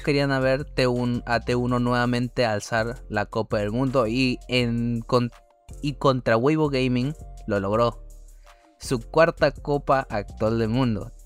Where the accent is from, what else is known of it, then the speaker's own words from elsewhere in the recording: Peru; nuestra querida patria